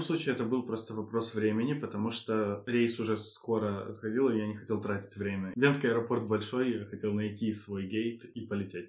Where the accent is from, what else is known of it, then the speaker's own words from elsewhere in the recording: Ukraine; moved away as an adult; also born or lived in Budapest, Hungary; now in Hungary; в Украину домой